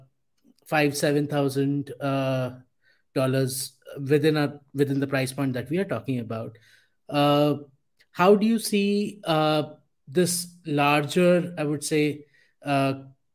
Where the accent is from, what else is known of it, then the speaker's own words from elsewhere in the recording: India; I'm from India